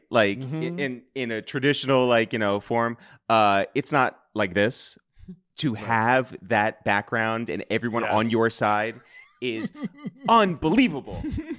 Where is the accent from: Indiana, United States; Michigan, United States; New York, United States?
New York, United States; Purchase; We grew up in Purchase, New York, which is about a half an hour north of New York City.